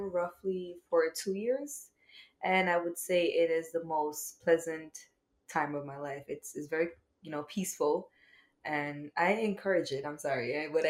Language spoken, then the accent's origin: English; Jamaica; Yes, I'm actually from Jamaica.